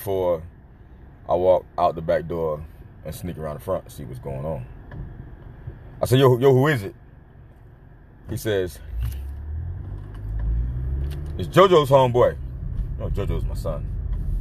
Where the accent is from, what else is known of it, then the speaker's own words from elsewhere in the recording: Miami, Florida, United States; now in Nashville, United States; my hometown of MIA